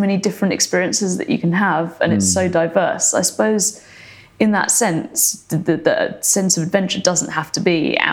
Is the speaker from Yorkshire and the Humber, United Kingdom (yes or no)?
no; Surrey, South East England, United Kingdom; also born or lived in Wales; now in London, United Kingdom; I grew up in, I grew up in Surrey, but I spent a lot of time in Wales. Where my family's from